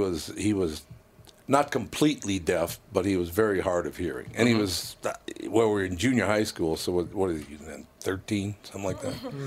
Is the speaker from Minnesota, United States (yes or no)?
yes; Minneapolis, Minnesota, United States; North Minneapolis.